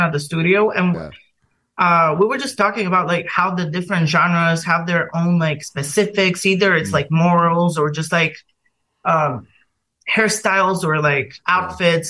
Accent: Bulgaria; moved away as an adult; now in London, United Kingdom; I'm from Bulgaria originally

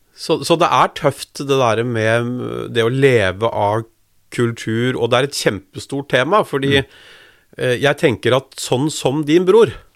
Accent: Drammen, Buskerud, Norway; jeg er født og oppvokst i Drammen.

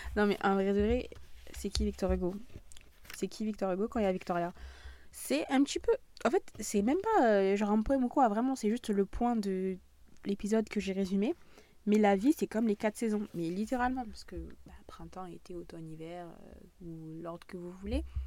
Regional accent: southern France, France; accent: southern; mon accent du sud est vraiment en train de revenir

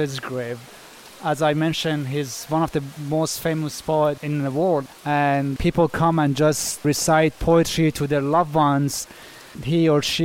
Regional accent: Shiraz, Fars, Iran; now in Washington, D.C., United States; I grew up in Iran, the country known as Northern Iran, and the back days was Persia, part of Persian Empire. I am from Shiraz.

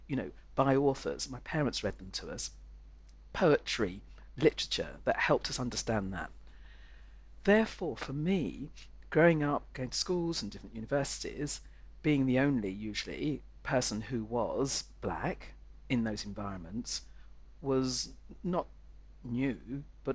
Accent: London, United Kingdom; I was born in London, and North London

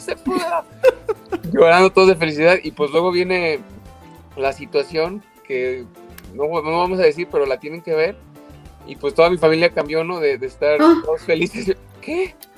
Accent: Mexico; moved away as an adult; also born or lived in London, United Kingdom; yo soy mexicano

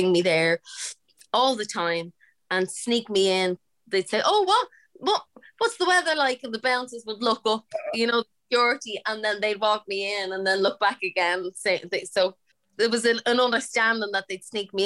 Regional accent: Dublin, Leinster, Ireland; born or raised there

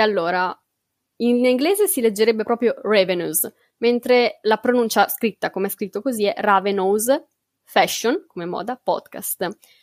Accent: Bologna, Emilia-Romagna, Italy; Io sono di Bologna

